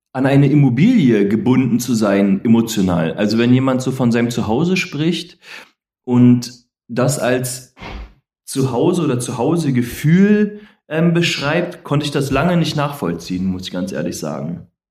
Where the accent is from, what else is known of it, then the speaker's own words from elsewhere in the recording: Berlin, Germany; also born or lived in Koblenz; komme aus Koblenz, gebürtig, bin ja mit drei Jahren nach Berlin verschleppt worden von meiner Mutter. Und ähm, das war ja dann schon der erste Umzug. Ähm, und dann sind wir nach Steglitz gezogen und von Steglitz sind wir nach Marienfelde gezogen.